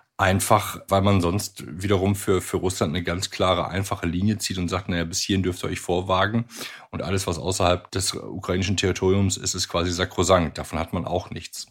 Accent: Germany; bei uns in Deutschland

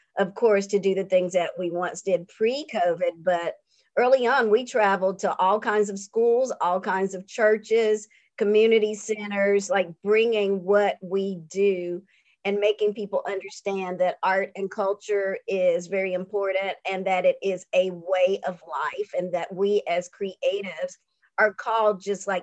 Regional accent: North Carolina, United States; now in Atlanta, United States; I come from North Carolina, where my community was very strong and we helped one another.

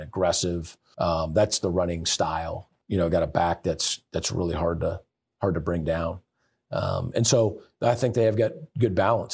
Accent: Seattle, Washington, United States; moved away as an adult; also born or lived in California / Indiana; now in Michigan, United States; I, I moved away from Seattle, Washington when I was eighteen

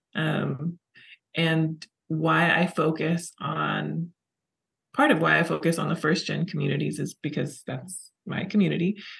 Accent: California, United States; I grew up in California.

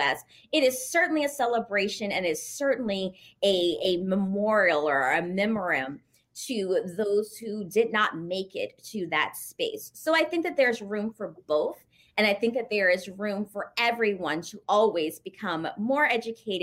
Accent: Louisiana, United States; moved away as an adult; also born or lived in Texas; now in New York, United States; I'm actually originally from Louisiana and went to college in Texas

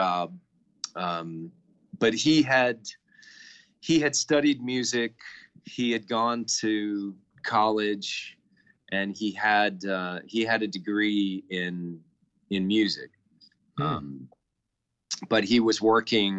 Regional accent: Texas, United States; I'm from Texas. I've only been out of the state once, and that's to go to California

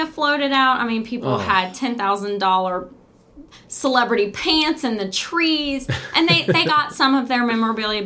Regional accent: United States; This is my hometown. This is where I was born. This is where I grew up.

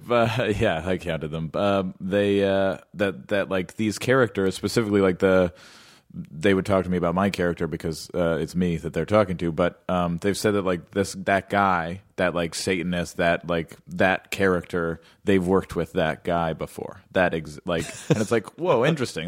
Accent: Los Angeles, California, United States; I grew up in L

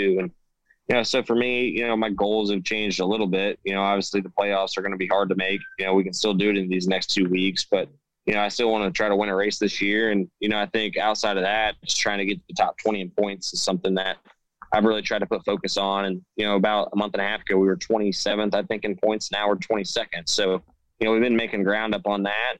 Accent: Indiana, United States; growing up in Indiana

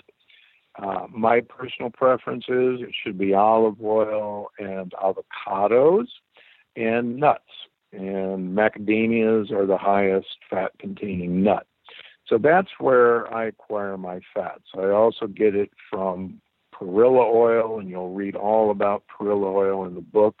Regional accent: Omaha, Nebraska, United States; I grew up in Omaha, Nebraska

